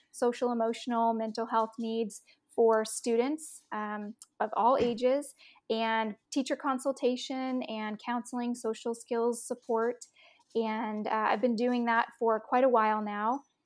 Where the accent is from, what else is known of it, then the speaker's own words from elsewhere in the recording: Austin, Texas, United States; I grew up in Austin, Texas